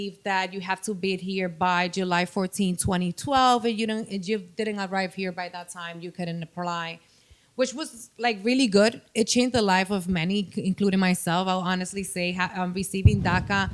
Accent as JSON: {"language": "English", "country": "Dominican Republic", "accent": "Dominican", "moved": "yes", "lives_now": "United States", "said": "I'm from the Dominican Republic"}